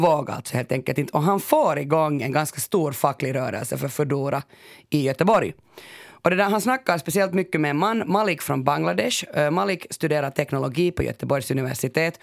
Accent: Finland; Jag kommer ju från Finland och en bastukultur

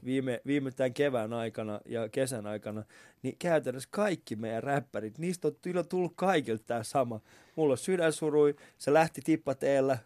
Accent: Vantaa, Uusimaa, Finland; mun sisällä elää se, tiedätkö, vantaalainen ää, äh, räkis

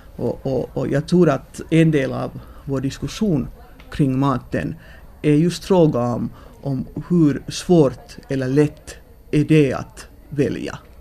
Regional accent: Finland; vi som finländare

